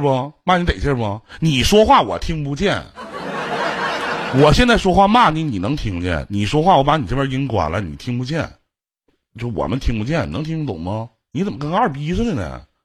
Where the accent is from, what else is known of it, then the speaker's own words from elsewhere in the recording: Northeast China, China; 那我们东北这边也有一句话